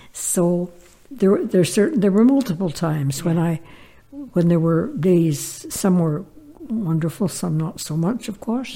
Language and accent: English; Toledo, Ontario, Canada; our life growing up in the Ottawa Valley um, during the Depression